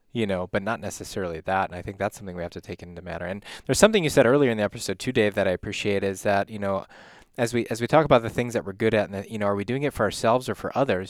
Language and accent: English; Illinois, United States; now in Wisconsin, United States; I grew up in Illinois, came, moved up here